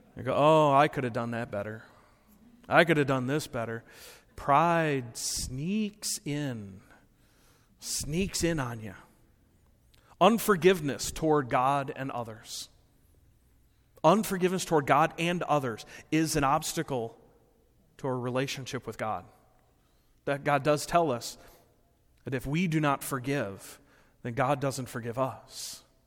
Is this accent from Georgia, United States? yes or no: no; Rockford, Illinois, United States; moved away as an adult; also born or lived in Appleton, Wisconsin; growing up in Rockford for so many years